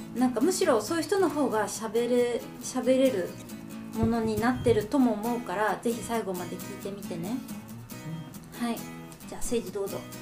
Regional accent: Japan; moved away as an adult; now in Canada; 私は日本人

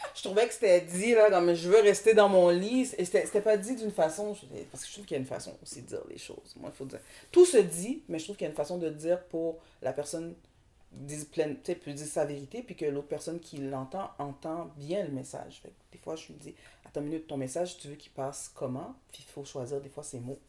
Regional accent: Montreal, Quebec, Canada; also born or lived in Saint-Michel, Montreal / Dollard-des-Ormeaux; Moi, je viens de Montréal. Je suis née à Montréal.

